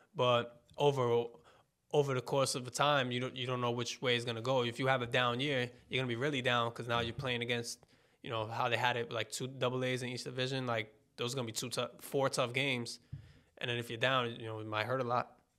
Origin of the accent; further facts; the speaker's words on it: New York, United States; I'm from New York